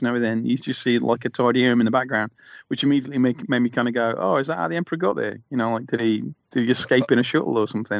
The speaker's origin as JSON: {"language": "English", "town": "Nottingham", "region": "East Midlands", "country": "United Kingdom", "said": "I'm from Nottingham"}